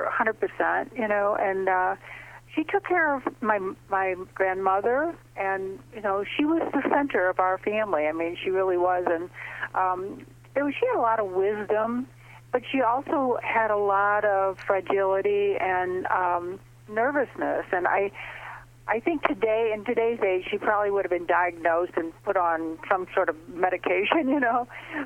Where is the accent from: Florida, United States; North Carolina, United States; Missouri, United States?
Missouri, United States; St. Louis; I live in St. Louis, and I grew up in St. Louis, and it's a nice Midwestern city